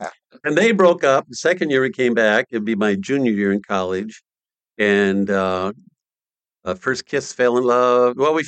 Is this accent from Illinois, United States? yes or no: no; Parker, South Dakota, United States; moved away as an adult; now in Ankeny, United States; I was raised in South Dakota on a farm, poor working class family.